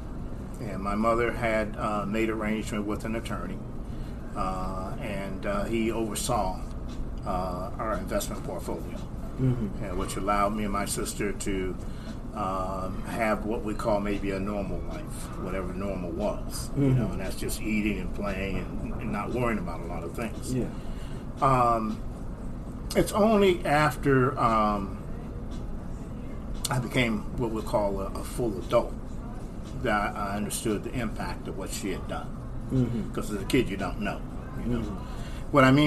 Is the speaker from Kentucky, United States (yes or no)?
no; Toledo, Ohio, United States; I was born in Ohio, Toledo